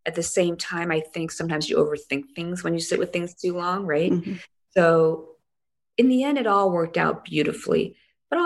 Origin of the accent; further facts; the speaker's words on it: South Korea; moved away; shoot half this show in my hometown